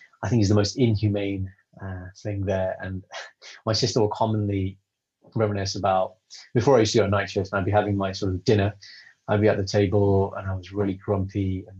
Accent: United Kingdom; I'm British, I'm Sikh, I'm Punjabi. And being that in the UK growing up

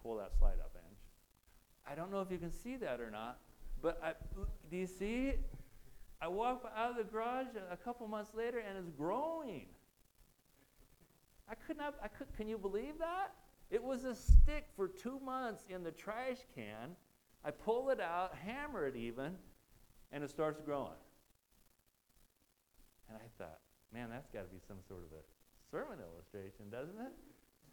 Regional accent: Nebraska, United States; I'm from Nebraska

